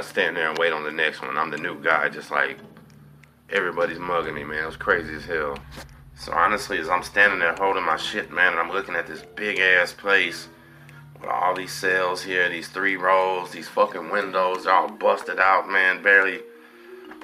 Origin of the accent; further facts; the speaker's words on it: Galveston, Texas, United States; I'm from Galveston